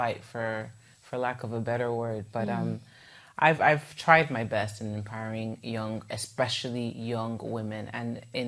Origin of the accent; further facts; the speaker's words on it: Igbo part of Nigeria, South East Nigeria, Nigeria; I'm from the Igbo part of Nigeria. So we do refer to ourselves as the Easterners